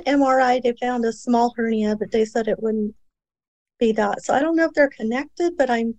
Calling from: Antelope Valley, California, United States; I'm from Southern California right now.

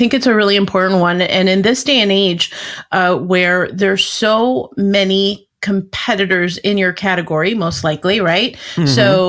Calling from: Arlington Heights, Illinois, United States; I'm just outside of Chicago, about a half hour outside.

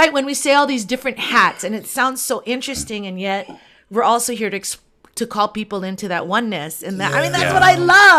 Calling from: Honolulu, Hawaii, United States; Yeah, I'm in Honolulu, Hawaii. So it's on the island of Oahu, and I'm at the base of the Diamond Head Crater.

